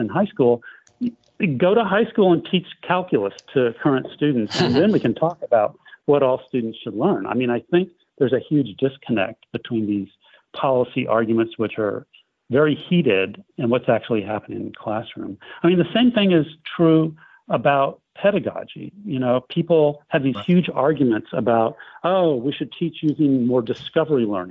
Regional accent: United States; I'm an American too

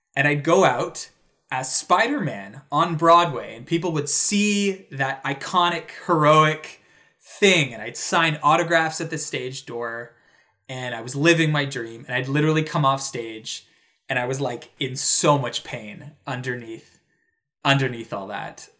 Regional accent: Toronto, Ontario, Canada; moved away; a major theater in my hometown.

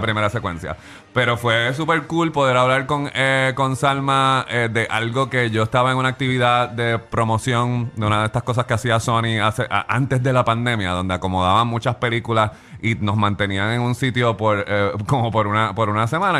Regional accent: Puerto Rico; yo soy de Puerto Rico

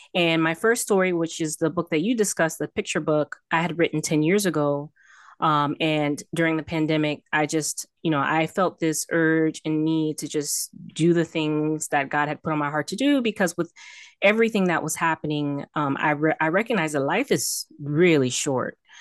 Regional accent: Miami, Florida, United States; also born or lived in Texas; I'm born and raised in Miami, Florida

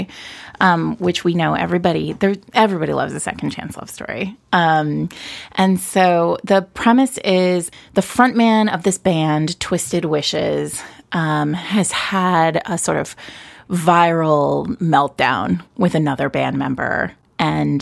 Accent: New York City, New York, United States; me being a New Yorker.

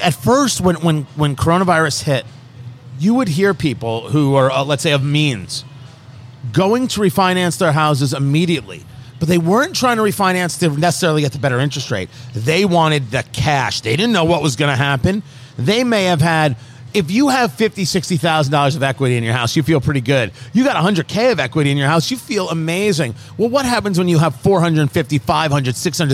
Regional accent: New Jersey, United States; also born or lived in Brooklyn, New York; I grew up in Jersey.

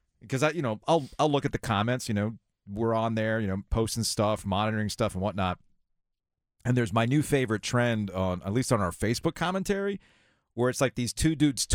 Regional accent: Boca Raton, Florida, United States; growing up in Boca Raton, it was like Chain City

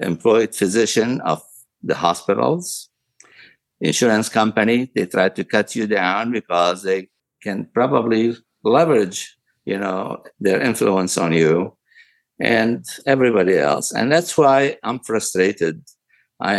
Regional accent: Aleppo, Aleppo Governorate, Syria; moved away as an adult; also born or lived in Damascus, Syria / Tennessee, United States / St. Louis, United States; now in United States; I was born in Aleppo, Syria, of all places. I went to medical school in Damascus University, came to the United States in 1973 after graduating.

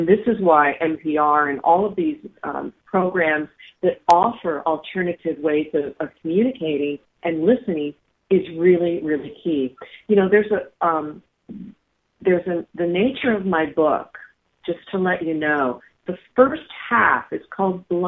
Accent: Bedford, Pennsylvania, United States; moved away; my hometown is in Bedford, Pennsylvania

